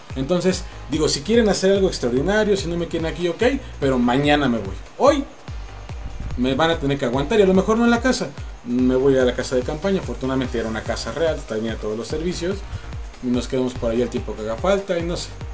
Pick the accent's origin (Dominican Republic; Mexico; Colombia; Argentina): Mexico; Angangueo, Michoacán; moved away; also born or lived in Mexico City; nos regresamos a mi pueblo